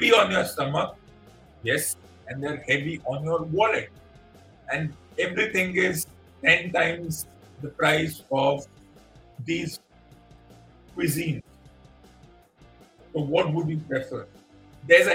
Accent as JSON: {"language": "English", "country": "India"}